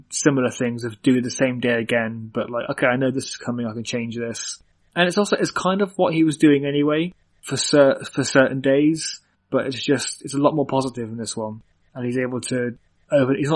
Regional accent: Cork, County Cork, Ireland; born there; I was born in Cork, which is uh, Republic of Ireland, so it's like I'm not even technically British.

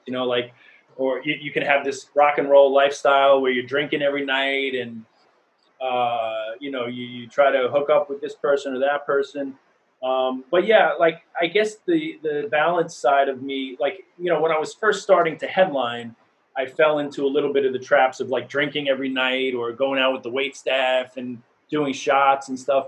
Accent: New York City, New York, United States; I grew up in New York, mm-hmm. in Queens. Uh, I didn't move here

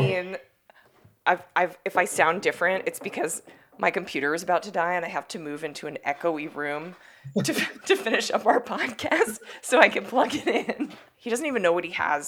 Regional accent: New York City, New York, United States; I grew up in New York City

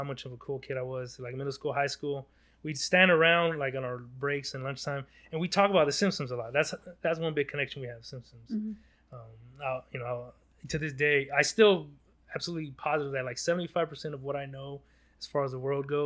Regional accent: Los Angeles, California, United States; I was born in Los Angeles, South Central LA. That was where I was born. And we moved a couple blocks away

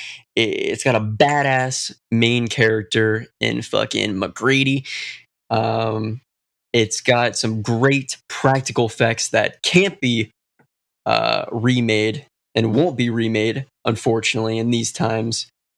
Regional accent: United States; we are going with my home country.

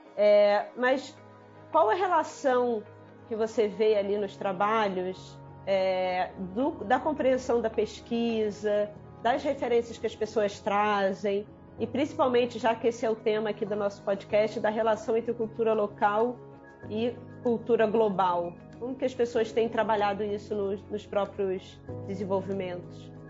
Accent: Brazil; como brasileiros

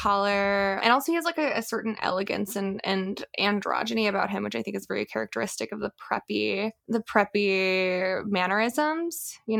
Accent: Corpus Christi, Texas, United States; the place of my hometown, Corpus Christi

